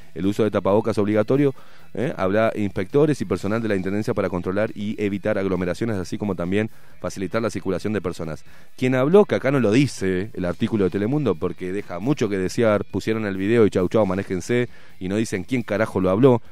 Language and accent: Spanish; Uruguay; así somos los uruguayos de boludos